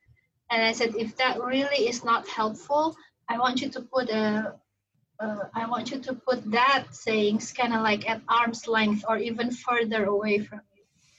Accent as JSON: {"language": "English", "country": "Indonesia", "also_born_or_lived": "Singapore", "second_language": "English", "moved": "as an adult", "lives_now": "United States", "said": "I was born and raised a Muslim. Originally, I'm from Indonesia. I have lived in the U.S. for over, this February would be 22nd. So still half of my life I lived outside the US, in Asia, Indonesia, and Singapore."}